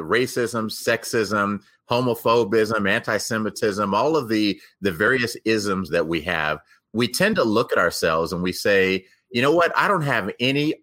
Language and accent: English; Texas, United States; now in Denver, United States; After growing up in Texas, I've continued to stay here in Denver